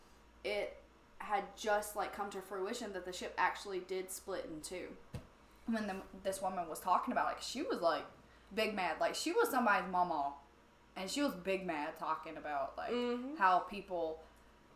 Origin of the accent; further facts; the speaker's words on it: Alabama, United States; I'm from Alabama